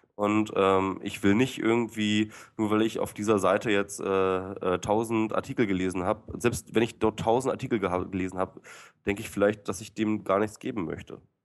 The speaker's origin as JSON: {"language": "German", "region": "Lower Saxony", "country": "Germany", "said": "ich äh, bin Niedersachse"}